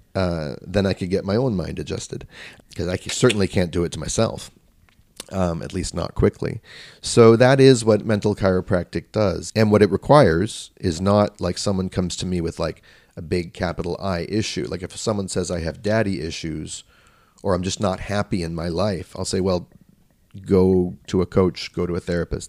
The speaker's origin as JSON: {"language": "English", "town": "Vancouver", "region": "British Columbia", "country": "Canada", "tie": "born or raised there", "said": "I grew up in Vancouver, British Columbia, where he and his family moved."}